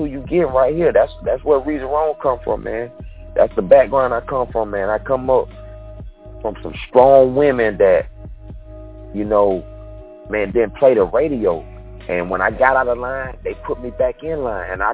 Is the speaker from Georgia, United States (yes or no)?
yes; Quitman, Georgia, United States; moved away as an adult; also born or lived in Valdosta, Georgia / Atlanta, Georgia; property back home in my hometown, Quitman, Georgia